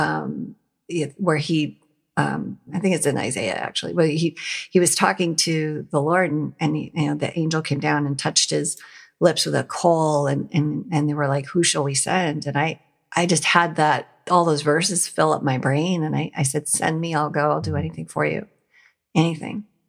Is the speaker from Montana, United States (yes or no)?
yes; Montana, United States; now in Ohio, United States; I was an atheist and I grew up in Montana